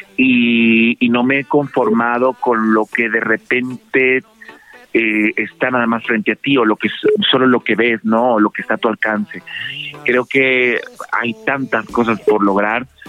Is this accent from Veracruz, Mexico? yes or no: yes; Veracruz, Mexico; siempre he sido como muy fan de mi tierra y no solo por haber nacido ahí